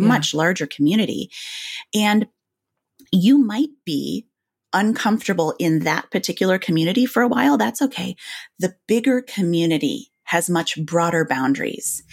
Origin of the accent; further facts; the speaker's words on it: Grand Rapids, Michigan, United States; moved away as an adult; also born or lived in Illinois; I grew up, you know, in Illinois and Michigan